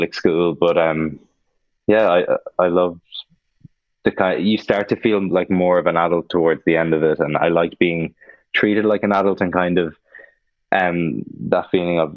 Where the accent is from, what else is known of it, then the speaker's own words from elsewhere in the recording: Ireland; I love being Irish